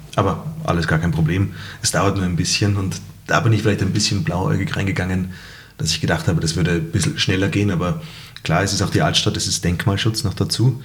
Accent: Salzburg, Austria; als äh, Salzburger

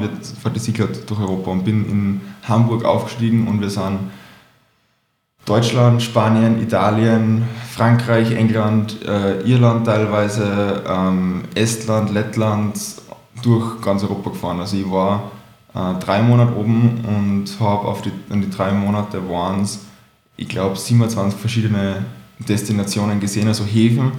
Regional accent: Salzburg, Austria; ich bin ursprünglich aus Salzburg

